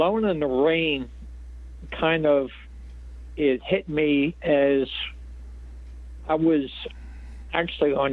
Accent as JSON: {"language": "English", "town": "Philadelphia", "region": "Pennsylvania", "country": "United States", "tie": "born or raised there", "also_born_or_lived": "Florida", "said": "I grew up in Philly and in a section of town called Fishtown."}